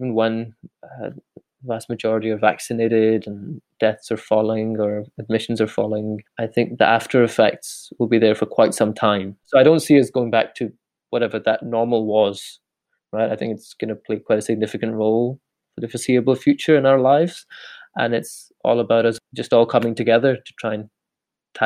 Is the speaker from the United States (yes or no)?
no; Glasgow, Scotland, United Kingdom; also born or lived in Edinburgh; I come from Glasgow in the South Side, I was born and raised there